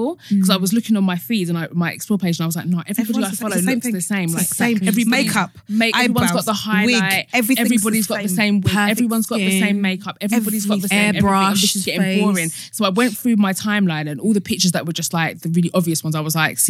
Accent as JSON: {"language": "English", "area": "Essex", "region": "East of England", "country": "United Kingdom", "tie": "born or raised there", "said": "I grew up in Essex"}